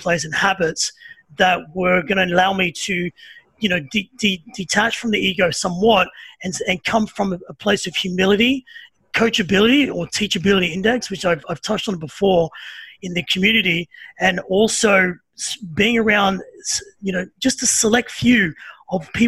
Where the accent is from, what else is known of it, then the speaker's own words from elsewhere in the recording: Sydney, New South Wales, Australia; also born or lived in Byron Bay; now in Melbourne, Australia; I'm originally from Sydney. So from a place called Redfern, which is probably not the greatest area to grow up in as a little kid